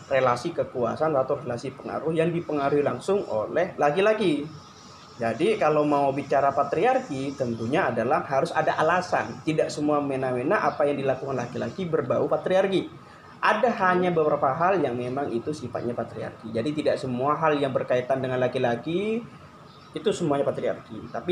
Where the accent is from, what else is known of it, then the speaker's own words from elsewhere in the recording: East Java, Indonesia; moved away; Kalau asal asli Jawa Timur, Wong Duro